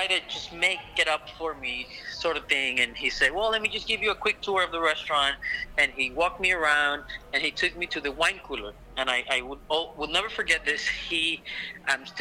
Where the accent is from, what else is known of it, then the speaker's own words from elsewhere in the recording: Caracas, Capital District, Venezuela; my hometown, Caracas